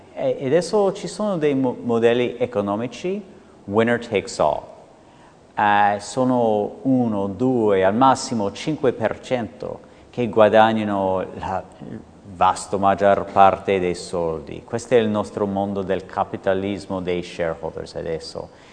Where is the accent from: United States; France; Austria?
United States; accent: American; Italian is a second language; now in Italy; potete sentire con questo accento che infatti sono americano